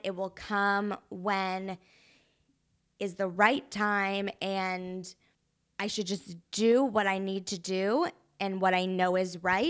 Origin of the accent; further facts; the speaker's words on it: Kentucky, United States; now in Chicago, United States; Kentucky. Sup.